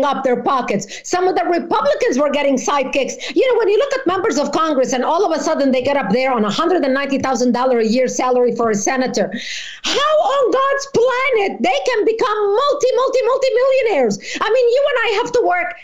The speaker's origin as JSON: {"language": "English", "country": "Lebanon", "tie": "born or raised there", "moved": "yes", "lives_now": "United States", "said": "I was born in Lebanon"}